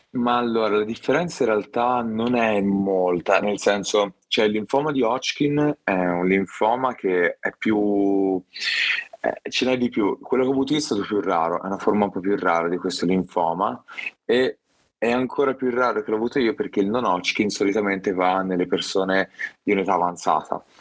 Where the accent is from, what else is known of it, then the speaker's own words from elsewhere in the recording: Viareggio, Tuscany, Italy; mi piacciono, mi piacciono e vengo da Viareggio, soprattutto Viareggio nel cuore tutta la vita ormai